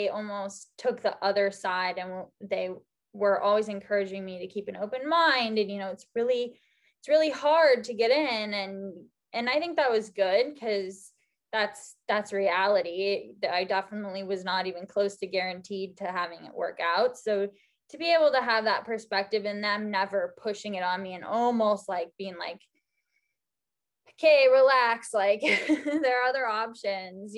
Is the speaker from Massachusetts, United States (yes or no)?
no; Scotts Valley, California, United States; moved away as an adult; also born or lived in Stanford, California; now in Portland, United States; Santa Cruz area, Scotts Valley, technically, just outside of Santa Cruz